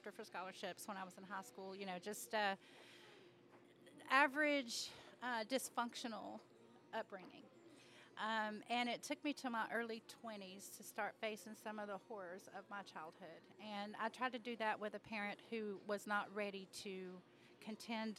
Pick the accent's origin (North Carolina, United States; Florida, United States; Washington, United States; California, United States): North Carolina, United States; I grew up in a town that was the smallest, one of the smallest towns in North Carolina in the largest county